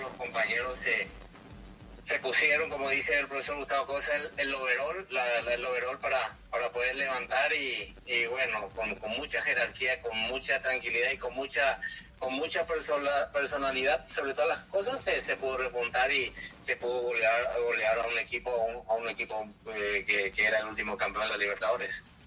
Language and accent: Spanish; Paraguay; como extranjero, como paraguayo